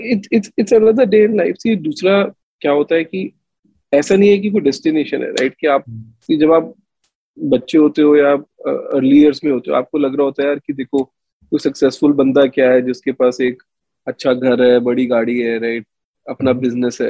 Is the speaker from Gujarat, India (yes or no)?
no; Delhi, India; मैं तो दिल्ली में एक रेफ्यूजी कॉलोनी का लड़का हूँ मालवीय नगर में पला बड़ा